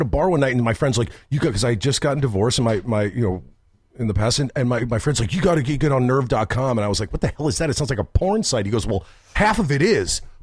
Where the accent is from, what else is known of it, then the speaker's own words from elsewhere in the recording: Wall Township, New Jersey, United States; moved away as an adult; also born or lived in Chicago; I grew up in Wall Township, New Jersey